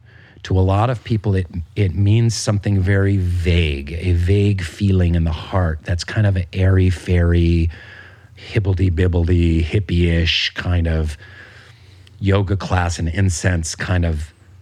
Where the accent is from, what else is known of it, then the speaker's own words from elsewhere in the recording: Pacific Northwest, United States; I was saying to my wife, because we're both from the Pacific Northwest, it feels like the Olympic Peninsula.